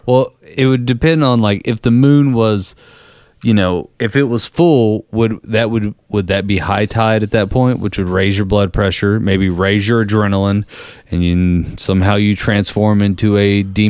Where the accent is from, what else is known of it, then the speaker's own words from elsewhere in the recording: San Diego, California, United States; Born and raised in San Diego.